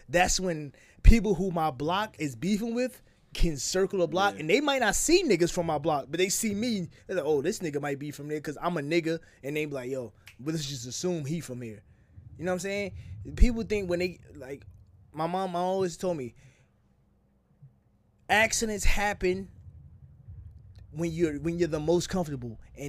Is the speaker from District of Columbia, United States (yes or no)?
no; New Jersey, United States; I'm from Jersey.